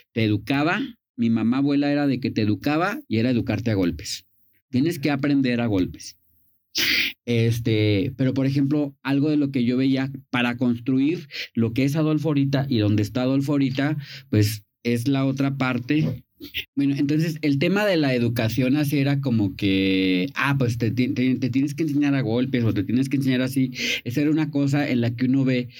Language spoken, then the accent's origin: Spanish; Vicente Guerrero, Mexico; yo soy de Vicente Guerrero